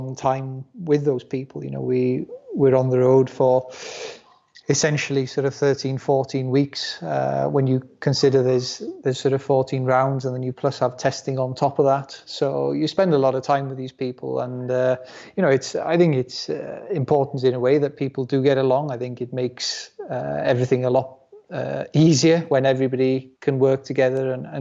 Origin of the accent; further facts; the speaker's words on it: Wales, United Kingdom; first language Welsh; English is a second language; the language at home with my parents will still be in Welsh